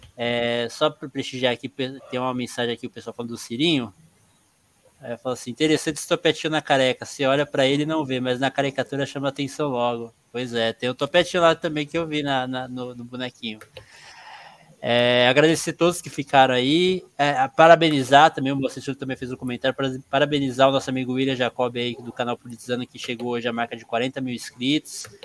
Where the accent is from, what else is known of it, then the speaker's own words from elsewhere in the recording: São Paulo, Brazil; Eu sou nascido aqui em São Paulo, mas meu sangue é baiano